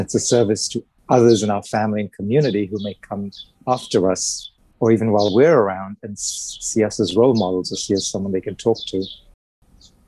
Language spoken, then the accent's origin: English; India; moved away; also born or lived in England; I'm originally from India, so I have family in India and Pakistan who are quite conservative